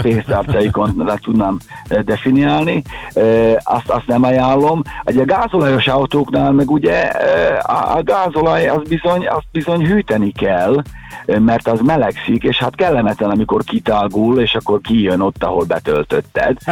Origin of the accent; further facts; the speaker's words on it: Hungary; mi magyarok vagyunk